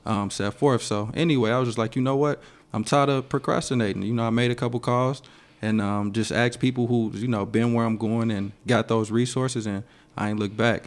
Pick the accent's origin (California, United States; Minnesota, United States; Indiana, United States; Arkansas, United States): Indiana, United States; Gary; growing up in Gary, Indiana